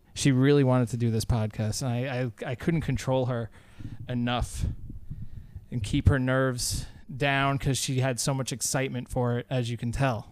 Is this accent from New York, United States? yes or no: yes; Long Island, New York, United States; we are from Long Island